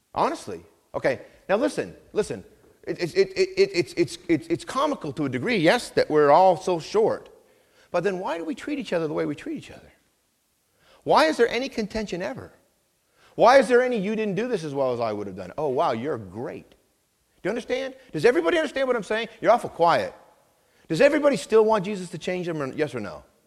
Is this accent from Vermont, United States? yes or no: yes; Vermont, United States; I grew up in Vermont